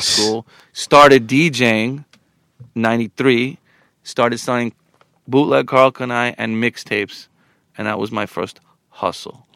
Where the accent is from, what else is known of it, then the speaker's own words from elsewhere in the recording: Long Island, New York, United States; also born or lived in Queens; I was raised in Long Island, but always with an affinity to Queens